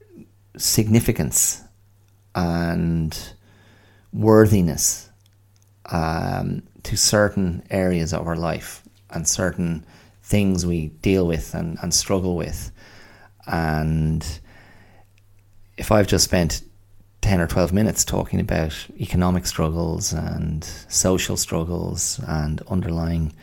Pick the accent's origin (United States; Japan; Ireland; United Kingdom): Ireland; County Wicklow; also born or lived in Australia; where I grew up as a kid in lovely rural Wicklow